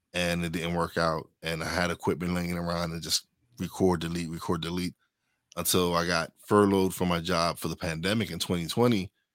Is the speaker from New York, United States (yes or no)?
yes; New York City, New York, United States; I'm from Brooklyn.